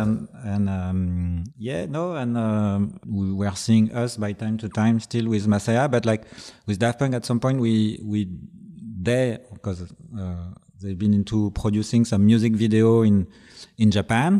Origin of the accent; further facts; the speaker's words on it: Brittany, France; English is a second language; also born or lived in Paris; I'm from Bretagne, Brittany, which is west of France